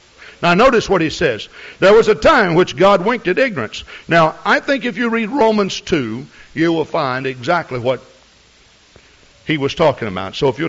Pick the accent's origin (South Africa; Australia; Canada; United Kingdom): United Kingdom; Scotland; And I suppose you'd say that I'm a Scottish, okay?